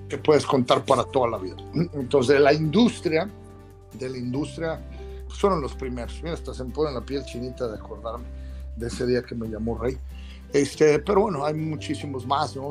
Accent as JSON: {"language": "Spanish", "country": "Mexico", "tie": "born or raised there", "also_born_or_lived": "United States", "moved": "yes", "said": "Born in Mexico, Made in America. Nacido en México, hecho en América"}